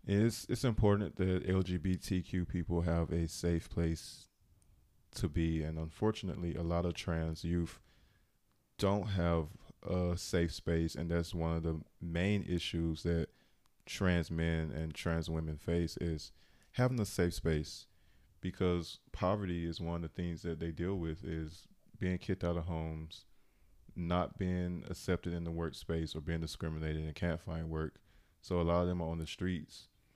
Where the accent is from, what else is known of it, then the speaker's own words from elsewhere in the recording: the South, United States; I'm from the South, and it's like, it's not as progressive as other states.